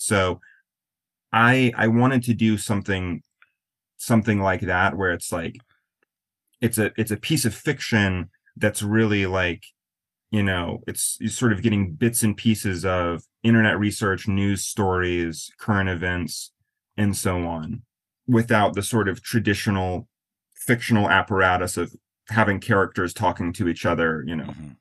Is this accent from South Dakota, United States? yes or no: yes; Black Hills, western South Dakota, United States; also born or lived in Florida / New Orleans / Maine; now in New York, United States; I grew up in a really really small town in western South Dakota in the Black Hills.